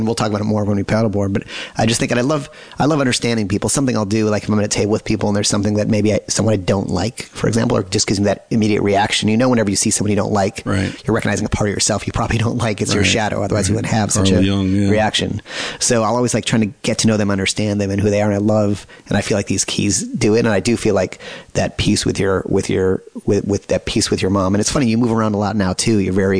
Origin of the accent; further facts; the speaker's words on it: Chicago, Illinois, United States; moved away; I grew up in Chicago.